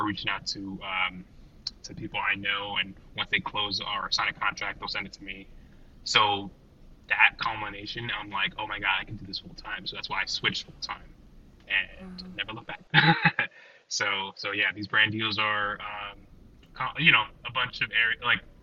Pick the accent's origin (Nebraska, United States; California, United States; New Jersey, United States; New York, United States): New Jersey, United States; I'm from Jersey